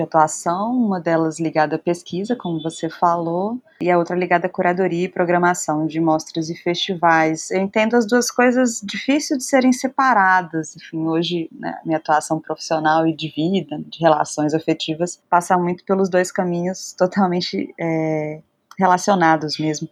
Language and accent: Portuguese; Recife, Pernambuco, Brazil; moved away; also born or lived in Belo Horizonte; Embora eu não seja de Belo Horizonte, sou natural do Recife, mas dei umas voltas pelo Brasil